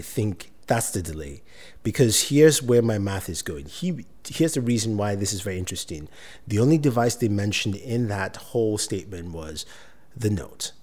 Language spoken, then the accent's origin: English; Nigeria; moved away; I'm originally from Nigeria.